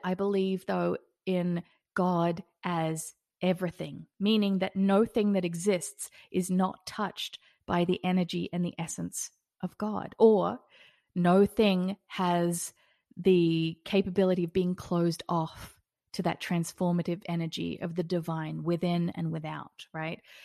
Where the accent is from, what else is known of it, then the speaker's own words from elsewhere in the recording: Australia; now in Las Vegas, United States; I'm also an Australian living in Las Vegas.